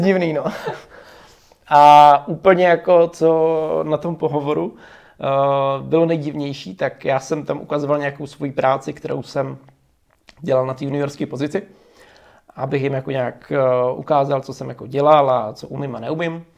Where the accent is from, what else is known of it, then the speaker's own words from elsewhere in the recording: Zubří, Zlín Region, Czechia; já jsem byl ze Zubří